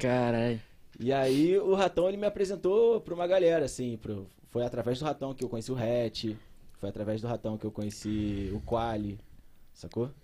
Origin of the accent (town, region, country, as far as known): Rio de Janeiro, Brazil; born or raised there; also born or lived in Belo Horizonte